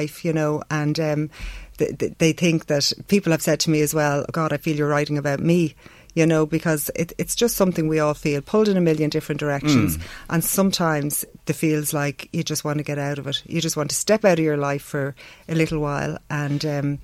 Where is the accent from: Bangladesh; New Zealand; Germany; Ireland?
Ireland; Dublin, Leinster; I grew up in Dublin, the heart of Dublin